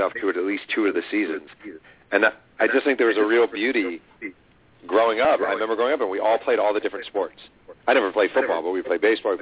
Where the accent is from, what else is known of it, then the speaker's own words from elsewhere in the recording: Mahopac, New York, United States; moved away; when I was growing up in Mayo Pack, New York, fall ball literally did not exist